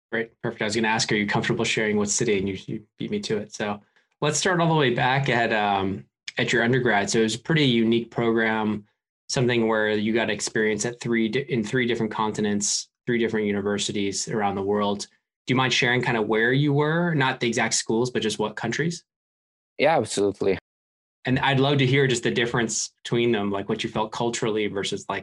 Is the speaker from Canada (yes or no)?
no; Italy; moved away as an adult; also born or lived in Hong Kong / California; now in London, United Kingdom; so born and raised in Italy